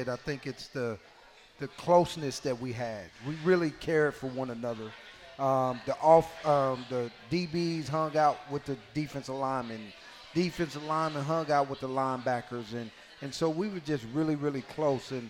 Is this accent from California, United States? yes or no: no; Nebraska, United States; I'm coming from Nebraska where we don't want you know, four, we 47 and 3, you know, and then in high school, I only lost, you know, six games.